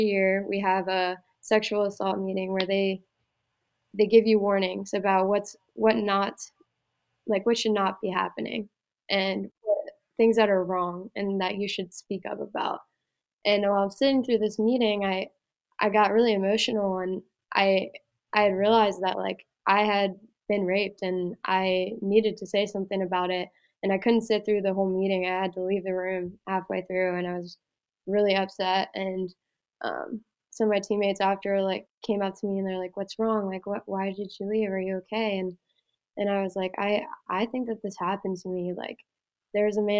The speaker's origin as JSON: {"language": "English", "region": "Pennsylvania", "country": "United States", "tie": "born or raised there", "also_born_or_lived": "Iowa", "moved": "as an adult", "said": "going to Iowa Western, getting out of Pennsylvania, that was my only ticket out of there. And I knew that if I went home, I would just turn into a waitress in my hometown"}